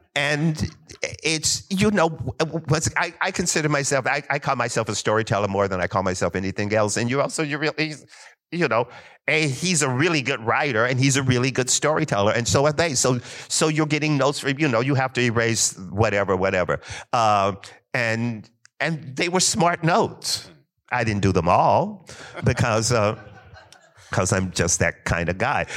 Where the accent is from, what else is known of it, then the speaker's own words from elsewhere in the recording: Kentucky, United States; I'm from Kentucky